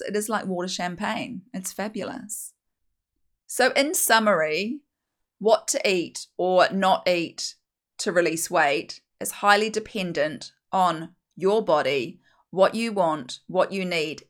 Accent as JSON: {"language": "English", "country": "New Zealand", "accent": "broad Kiwi", "said": "I'm a Kiwi, if you can't tell from my very broad Kiwi accent"}